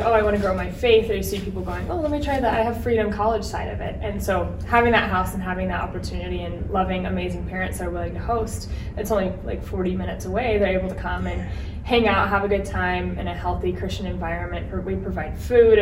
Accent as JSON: {"language": "English", "town": "Gilbert", "region": "Arizona", "country": "United States", "tie": "born or raised there", "said": "I'm from Gilbert, Arizona, so it's like 45 minutes southeast kind of."}